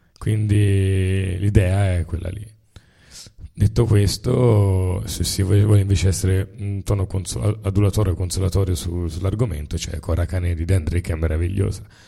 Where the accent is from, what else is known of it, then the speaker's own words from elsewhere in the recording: Tuscany, Italy; siamo toscani